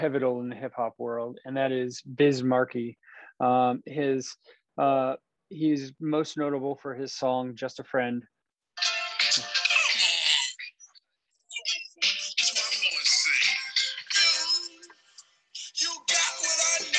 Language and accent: English; Napa, California, United States; I grew up in Napa and there's nothing here, nothing